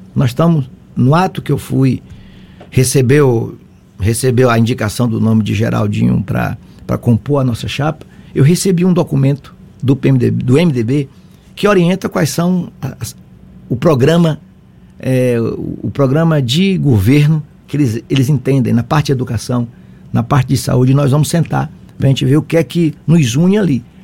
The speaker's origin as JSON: {"language": "Portuguese", "town": "Aiquara", "region": "Bahia", "country": "Brazil", "tie": "born or raised there", "said": "você chega no município, onde eu nasci, Aiquara"}